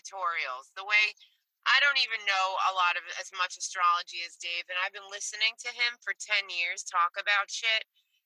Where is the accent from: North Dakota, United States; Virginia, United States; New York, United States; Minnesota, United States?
New York, United States; I'm from New York. I grew up with the Yankees and the Mets